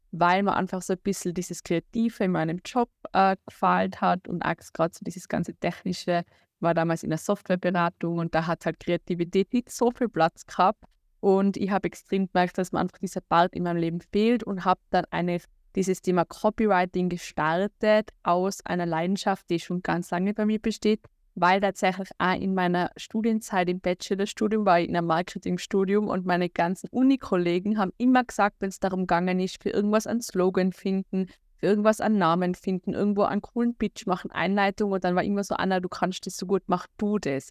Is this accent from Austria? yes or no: yes; Austria; accent: Austrian; komme aus Österreich, wie man unschwer überhören kann an meinem Dialekt